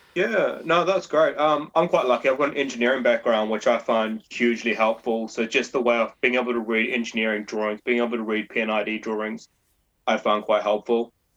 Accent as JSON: {"language": "English", "country": "New Zealand", "moved": "as an adult", "lives_now": "London, United Kingdom", "said": "I'm a Kiwi."}